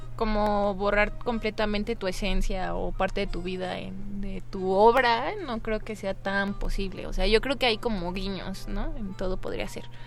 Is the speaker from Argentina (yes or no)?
no; Morelia, Michoacán, Mexico; moved away as an adult; now in Mexico City, Mexico; yo soy de Morelia y ahorita ya tengo dos años viviendo aquí en Ciudad de México, pero también tuve la gran fortuna de crecer en la ciudad del festival